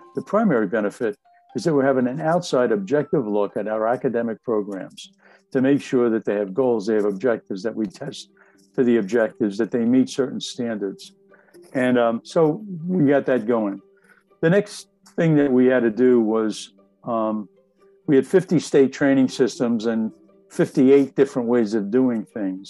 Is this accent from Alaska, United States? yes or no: no; Jersey City, New Jersey, United States; I grew up in Jersey City